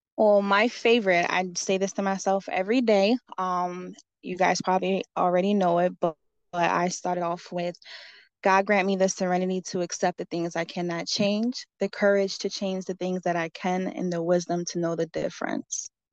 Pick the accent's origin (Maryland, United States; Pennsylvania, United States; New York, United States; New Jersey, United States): Pennsylvania, United States; Allentown; I'm born and raised in Allentown, Pennsylvania. I lived here my whole life